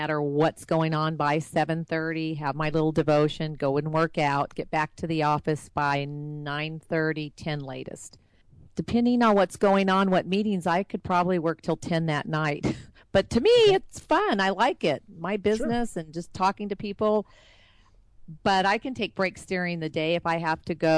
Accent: California, United States; moved away as an adult; now in Dallas-Fort Worth, United States; I am from California

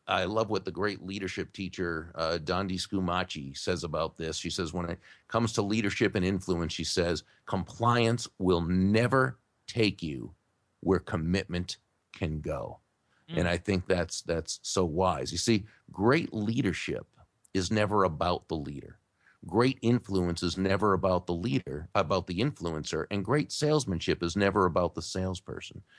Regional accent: Massachusetts, United States; now in Jupiter, United States; I I grew up in Massachusetts

